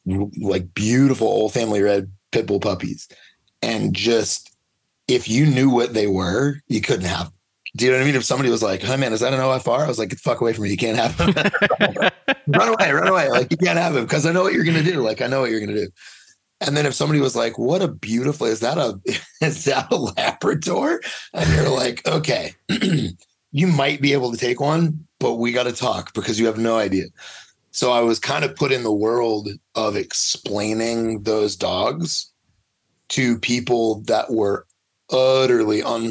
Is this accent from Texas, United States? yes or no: no; Louisiana, United States; I grew up in Louisiana, and it was just, dogfighting was just part of the life